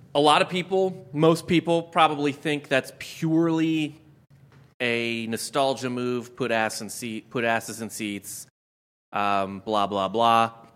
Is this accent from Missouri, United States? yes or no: yes; St. Louis, Missouri, United States; I grew up in Saint Louis